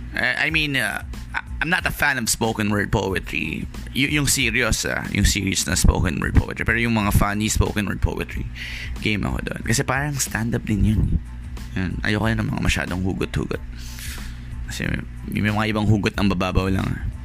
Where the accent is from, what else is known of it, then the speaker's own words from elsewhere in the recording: Malabon, National Capital Region, Philippines; taga Malabon ako